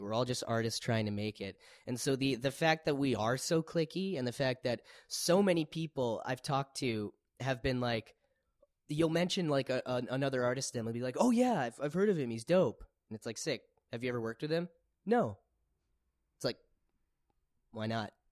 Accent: Winnipeg, Manitoba, Canada; I'm from Winnipeg

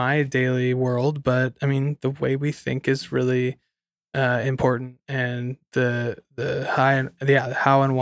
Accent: Santa Cruz, California, United States; moved away; I grew up in Santa Cruz, California

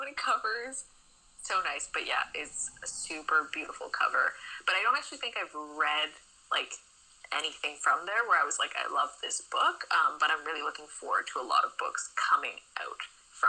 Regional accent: Canada; we're both Canadian

